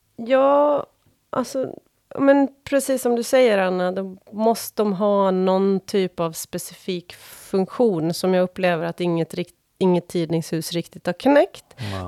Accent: Åland Islands; accent: åländska; now in Stockholm, Sweden; när jag växte upp på Åland

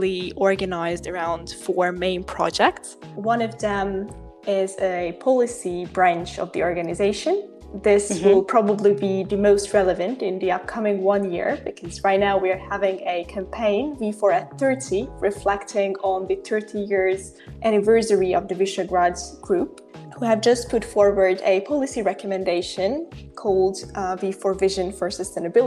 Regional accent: Hungary; I'm from Hungary. I live in Budapest

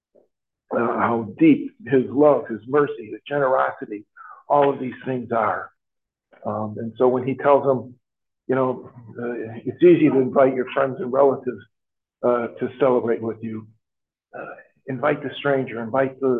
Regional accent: Chicago, Illinois, United States; now in Traverse City, United States; I came from Chicago. There were two groups of people, Catholics and publics

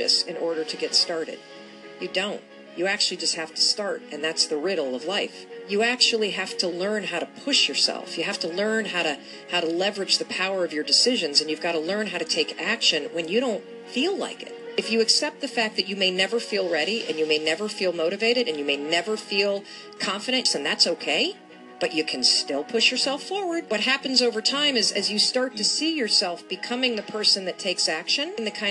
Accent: Western Michigan, United States; moved away as an adult; also born or lived in New York / Boston; I grew up in Western Michigan

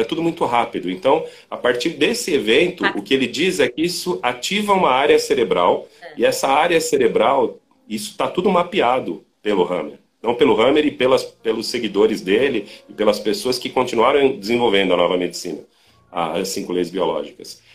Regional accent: Brazil; nós aqui no Brasil

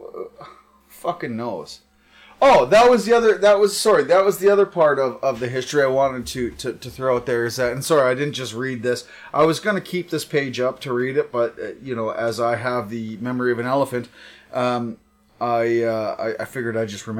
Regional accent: Ireland; being Irish

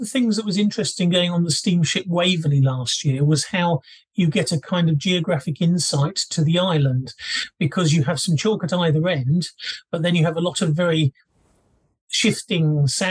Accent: Guildford, South East England, United Kingdom; growing up in Guildford

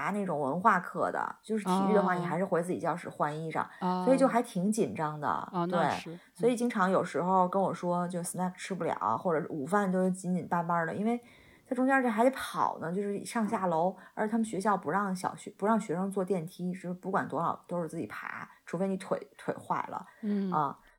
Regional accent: China; 就是对我们中国人来讲是挺利好的。我们就写 email 都用中文写就行了嘛

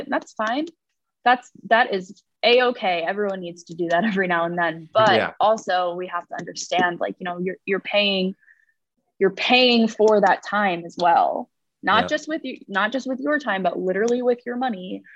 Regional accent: New Jersey, United States; moved away as an adult; also born or lived in Virginia; growing up in New Jersey

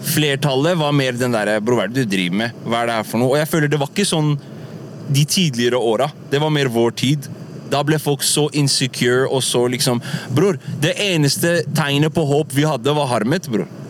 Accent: Oslo, Norway; also born or lived in United States; vi vokst opp på Furuset

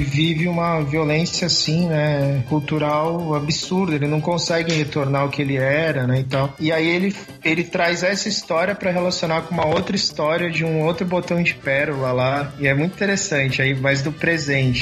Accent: Brazil; pra gente como brasileiro

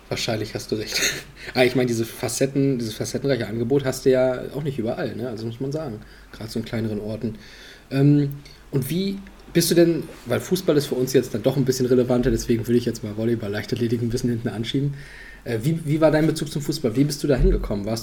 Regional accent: Löcknitz, Mecklenburg-Vorpommern, Germany; also born or lived in Pasewalk; geboren bin ich in Pasewalk. Ja? Und aufgewachsen bin ich in Löcknitz.

